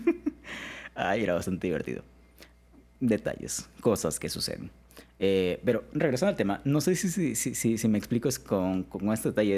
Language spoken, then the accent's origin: Spanish; Alvarado, Veracruz, Mexico; en Alvarado, que es de donde yo soy